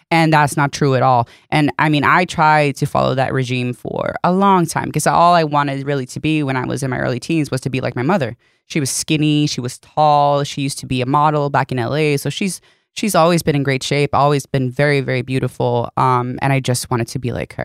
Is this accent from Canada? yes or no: no; Sweden; first language Swedish; English is a second language; moved away; that's my first language